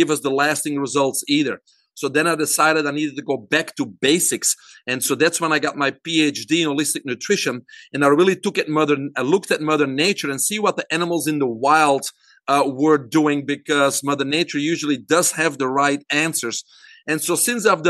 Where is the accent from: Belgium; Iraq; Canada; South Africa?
Belgium; moved away as an adult; now in United States; I'm originally from Belgium. I grew up there, single mom and a brother, and went to university there